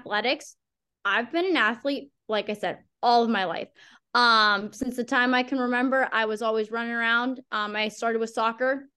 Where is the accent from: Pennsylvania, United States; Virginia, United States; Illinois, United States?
Pennsylvania, United States; Pittsburgh; I grew up in Pittsburgh, specifically like the North Hills area, and lived there most of my life